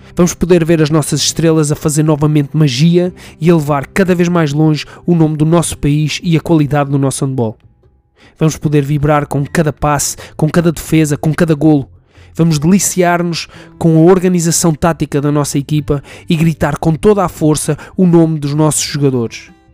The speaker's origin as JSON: {"language": "Portuguese", "country": "Portugal", "said": "enquanto português"}